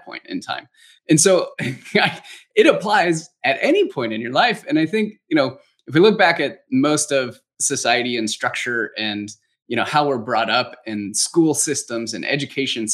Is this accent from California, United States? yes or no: yes; Los Angeles, California, United States; now in Phoenix, United States; I was born and raised in Los Angeles, California.